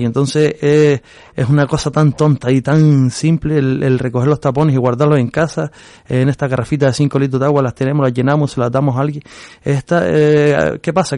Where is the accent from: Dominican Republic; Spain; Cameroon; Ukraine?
Spain; Agaete, Canary Islands; yo soy del Risco de Agate, y yo toda la vida eh, he caminado por Tamadaba